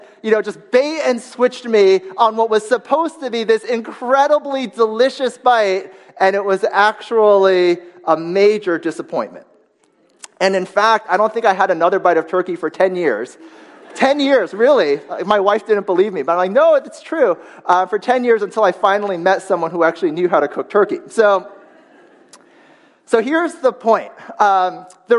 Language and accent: English; United States; moved away; my hometown newspaper online, the Washington Post